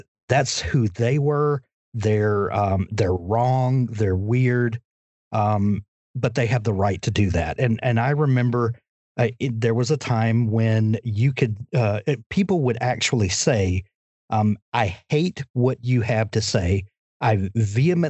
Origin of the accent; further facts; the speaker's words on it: Deep South, United States; as a kid, growing up in the Deep South